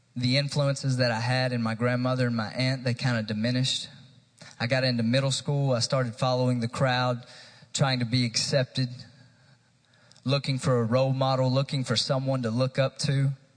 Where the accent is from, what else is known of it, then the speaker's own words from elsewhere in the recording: New Market, Tennessee, United States; from a small town called New Market, Tennessee. It's about 45 minutes east of Knoxville